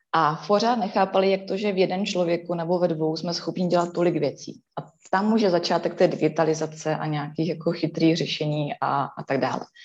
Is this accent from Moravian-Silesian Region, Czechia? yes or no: yes; Ostrava region, Moravian-Silesian Region, Czechia; jsem turbo z Ostravska